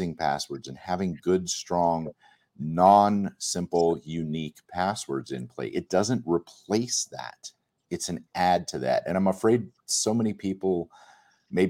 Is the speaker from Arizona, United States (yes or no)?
yes; Arizona, United States; I'm from Arizona originally.